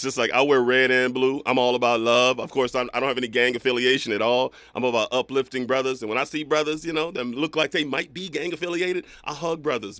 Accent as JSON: {"language": "English", "town": "Bakersfield", "region": "California", "country": "United States", "moved": "as an adult", "lives_now": "Los Angeles, United States", "said": "I'm from Bakersfield"}